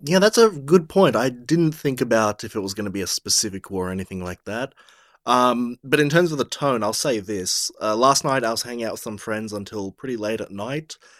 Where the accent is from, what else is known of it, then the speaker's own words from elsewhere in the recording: Australia; We're both from Australia